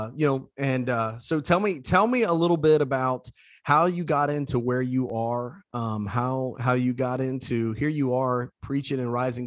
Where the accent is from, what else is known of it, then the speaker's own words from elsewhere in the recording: Southeast Indiana, United States; growing up in Southeast Indiana